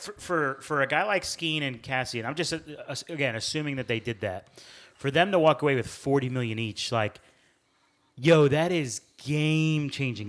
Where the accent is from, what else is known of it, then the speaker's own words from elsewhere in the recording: United States; as an American